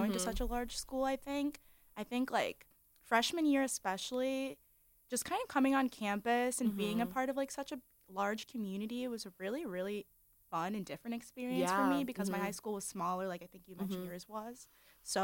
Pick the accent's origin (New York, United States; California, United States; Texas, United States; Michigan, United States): Michigan, United States; also born or lived in Clinton Township, Michigan; I am from Michigan. I went to the International Academy of Macomb